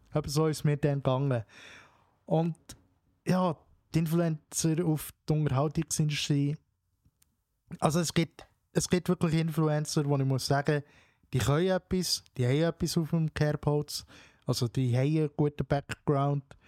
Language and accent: German; Switzerland; bei uns in der Schweiz